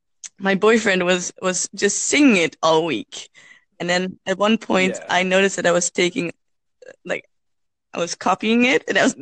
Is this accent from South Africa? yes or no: no; Netherlands; also born or lived in Utrecht; I'm from the Netherlands.